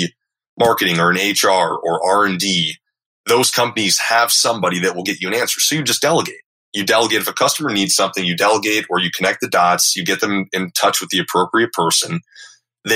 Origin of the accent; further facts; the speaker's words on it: Minnesota, United States; moved away as an adult; also born or lived in Texas; I was from Minnesota.